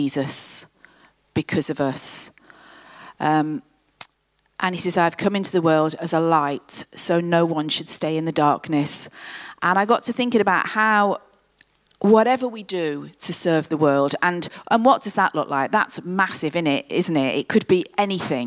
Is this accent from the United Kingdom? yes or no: yes; Coventry, West Midlands, United Kingdom; Coventry, which is my hometown